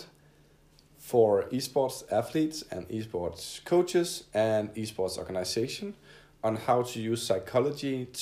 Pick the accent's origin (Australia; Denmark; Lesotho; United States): Denmark; Odense, Southern Denmark; I am from Denmark. In a small town called Odense in the middle of Denmark, and grew up in a steady middle-class family